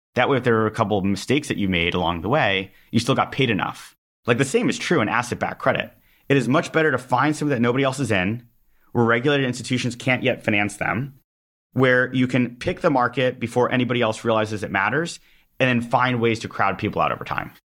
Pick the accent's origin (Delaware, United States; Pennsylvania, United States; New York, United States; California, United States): California, United States; Los Angeles; I'm from Los Angeles